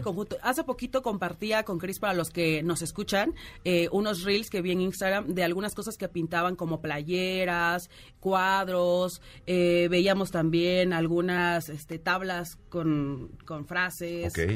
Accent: Oaxaca, Mexico; soy de Oaxaca

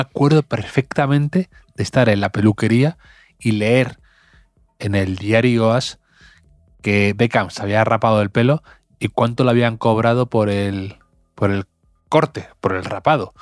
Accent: Cantabria, Spain; mi pueblo, en, Cantabria

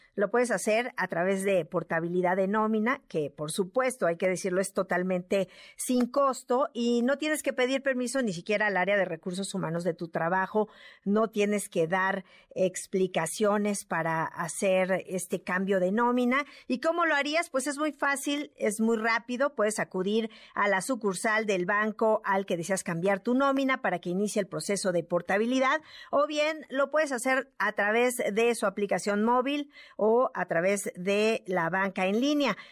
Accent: Mexico; nosotros como mexicanos

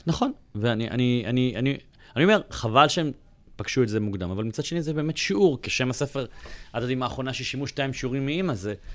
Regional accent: Bat Yam, Tel Aviv District, Israel; moved away as an adult; אני עזבתי את הבית בגיל 21, ועברתי לתל אביב מבת ים

